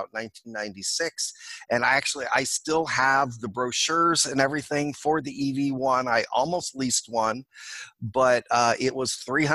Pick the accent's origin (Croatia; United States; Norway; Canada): United States; Oakland, California; I was born and raised in Oakland, California